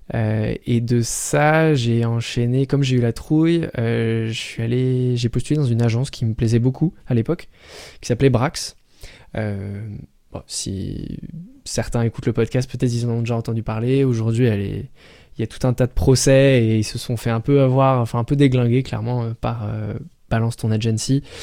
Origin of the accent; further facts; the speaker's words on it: Paris, Île-de-France, France; je viens de Paris.